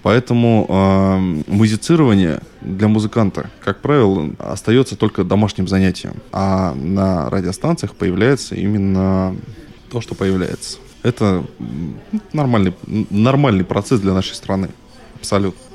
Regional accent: Northern Kazakhstan, Kazakhstan; now in Chistopol, Russia; я все-таки человек а, пришлый, приезжий. Я родился в Северном Казахстане.

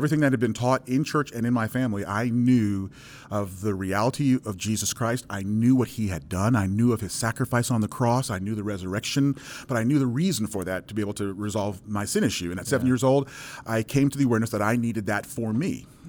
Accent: New York, United States; born there; So, I come from a Caribbean background. My parents are Jamaican. I was born in New York. I'm the only American born in my family.

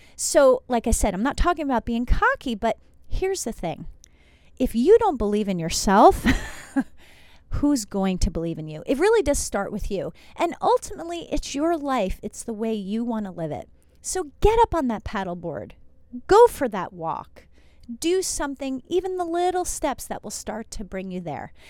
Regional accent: New Jersey, United States; moved away; also born or lived in Iowa; Yes, I'm from New Jersey, went to school in Iowa

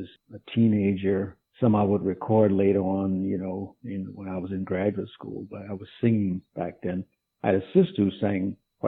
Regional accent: Jennings, Louisiana, United States; I was born in Jennings, Louisiana, which is in southwest Louisiana

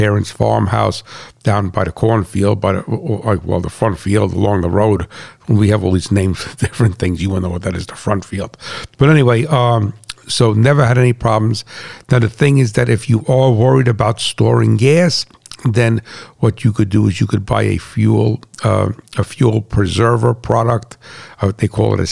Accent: United States; also born or lived in New Jersey; as a farmer and as an American and as a patriot

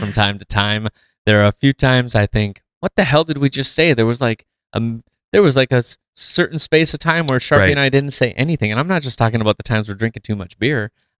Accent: Midwest, United States; our unique perspective of being and growing up in the Midwest.

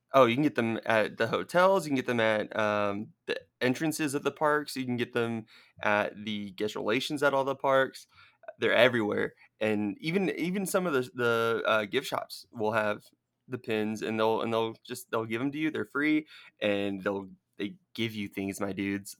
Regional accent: Southern California, United States; moved away; I grew up in Southern California

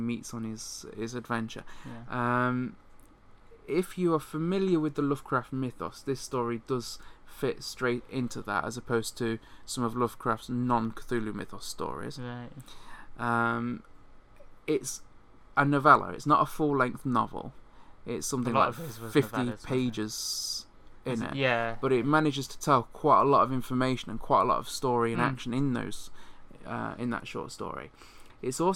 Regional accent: United Kingdom; most of us in the UK, which is where we're from

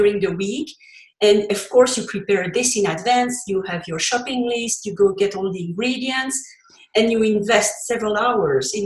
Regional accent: Belgium; first language French; English is a second language; now in Colorado, United States; you heard from my accent. English is not my first language. I come from Belgium and I speak French originally.

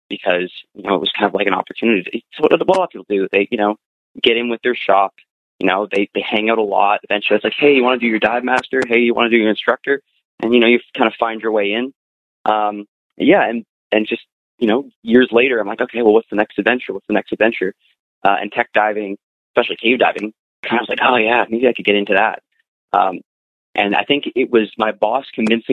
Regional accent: Ottawa, Ontario, Canada; moved away; I'm from Ottawa, which is out east in Canada, nation's capital.

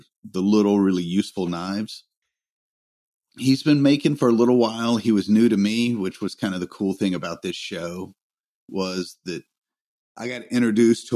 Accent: Greenville, South Carolina, United States; they were at my hometown while I was in Salt Lake.

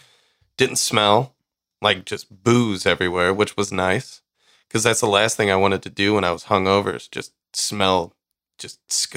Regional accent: St. Louis, Missouri, United States; being from St. Louis

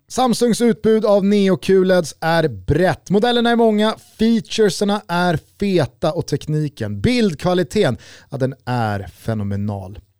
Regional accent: Sweden; fotbollsliv som svensk

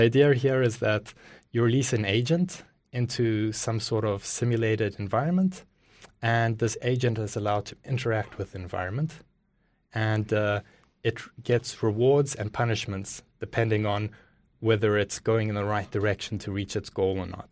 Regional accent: Johannesburg, Gauteng, South Africa; moved away; also born or lived in Cape Town; I was born in South Africa, uh, lived in Johannesburg

